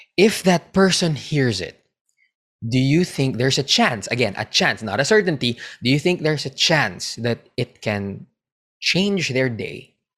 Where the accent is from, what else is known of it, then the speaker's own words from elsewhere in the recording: Philippines; I'm a Filipino